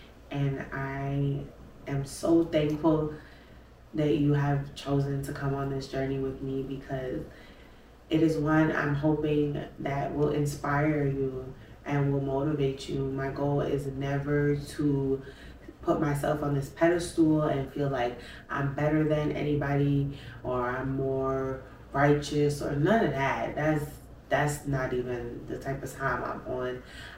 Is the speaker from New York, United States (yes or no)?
yes; Brooklyn, New York, United States; We are some city kids. If y'all know, I'm from Brooklyn.